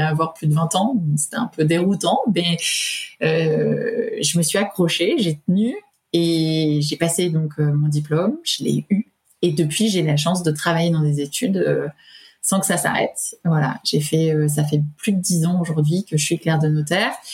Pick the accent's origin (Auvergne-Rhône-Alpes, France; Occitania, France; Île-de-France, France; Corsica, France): Île-de-France, France; Paris region; also born or lived in Auvergne; now in Clermont-Ferrand, France; je suis originaire de la région parisienne, mais enfin d'Auvergne et de région parisienne